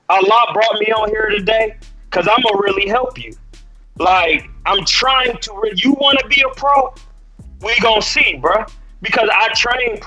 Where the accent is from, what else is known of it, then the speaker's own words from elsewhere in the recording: Akron, Ohio, United States; now in Oakland, United States; I'm really from Akron, Ohio